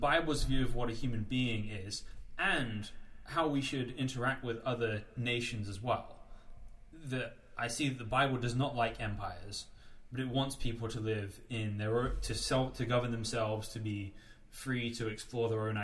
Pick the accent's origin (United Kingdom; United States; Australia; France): United Kingdom; as a kid growing up in Britain after 9/11